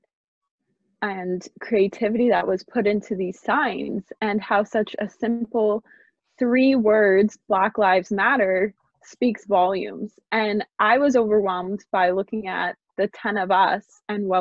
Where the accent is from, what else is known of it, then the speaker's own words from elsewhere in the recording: Sarnia, Ontario, Canada; moved away as an adult; now in London, Canada; I'm from Sarnia, Ontario